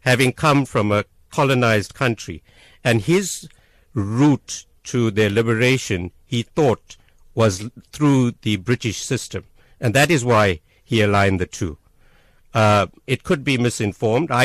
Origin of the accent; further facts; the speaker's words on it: Durban, KwaZulu-Natal, South Africa; I grew up in Asherville